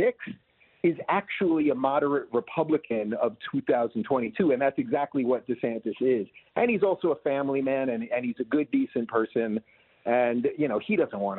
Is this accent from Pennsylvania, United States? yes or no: no; New York, United States; now in Florida, United States; I'm originally from New York